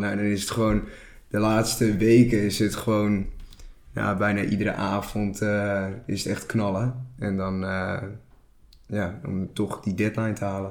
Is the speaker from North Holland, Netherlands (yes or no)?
yes; Castricum, North Holland, Netherlands; Ik kom uit Castricum.